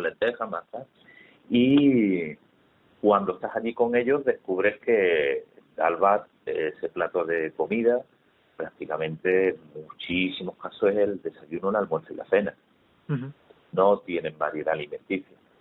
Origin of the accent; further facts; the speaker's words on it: Málaga, Andalusia, Spain; yo soy malagueño, tengo casi 50 años